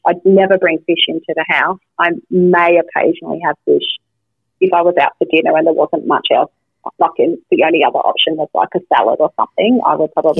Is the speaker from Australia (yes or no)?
yes; Wynyard, Tasmania, Australia; where we grew up in Tassie, like up the northwest coast in Wynyard